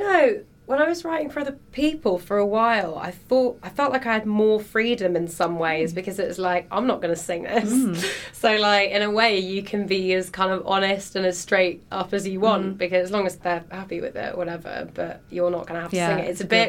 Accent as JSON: {"language": "English", "region": "London", "country": "United Kingdom", "tie": "born or raised there", "said": "So my hometown show was London, and that was a really good gig."}